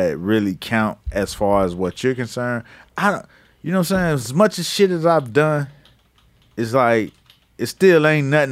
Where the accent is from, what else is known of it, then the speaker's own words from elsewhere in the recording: Miami Gardens, Florida, United States; I'm from Carroll City.